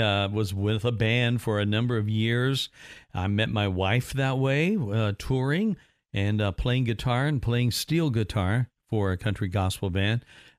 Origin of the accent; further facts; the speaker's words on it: Evansville, Indiana, United States; now in Central Florida, United States; I was originally from Indiana, from Southwest Indiana, a city called Evansville, and we moved down to Central Florida in 85. But I grew up there, went to school there.